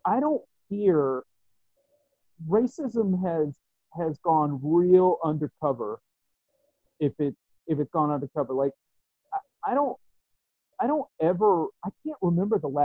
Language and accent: English; West Virginia, United States; I grew up in West Virginia